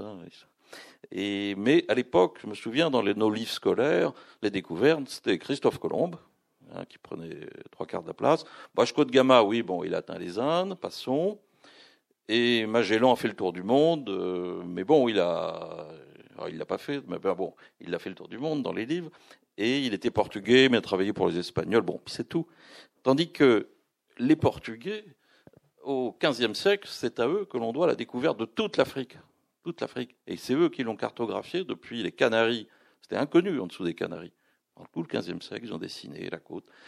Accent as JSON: {"language": "French", "country": "France", "said": "il me demande d'où je viens, je dis je suis français"}